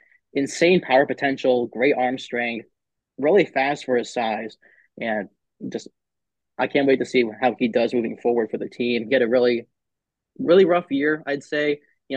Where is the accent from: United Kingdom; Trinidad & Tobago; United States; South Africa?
United States; Pennsylvania; 'cause I grew up in Northern PA, so just having the Pirates as like a relatively close team just made sense for me.